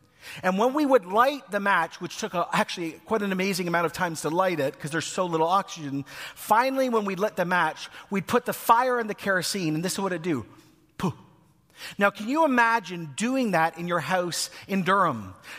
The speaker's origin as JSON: {"language": "English", "country": "Ecuador", "tie": "born or raised there", "lives_now": "Oshawa, Canada", "said": "When I was born in the Schwa, I lived out here, but I actually moved to Ecuador. I grew up on a volcano. That was my childhood."}